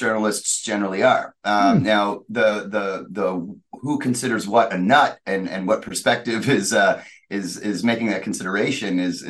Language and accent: English; Halifax, Nova Scotia, Canada; moved away as an adult; now in Medicine Hat, Canada; I'm originally from Halifax, Nova Scotia.